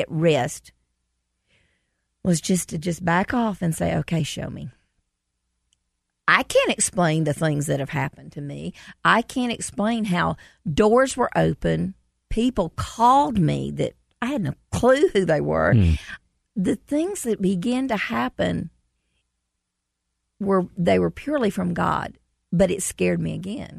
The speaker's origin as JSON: {"language": "English", "town": "Commerce", "country": "United States", "tie": "born or raised there", "said": "We did a show in Commerce, mm-hmm. my hometown"}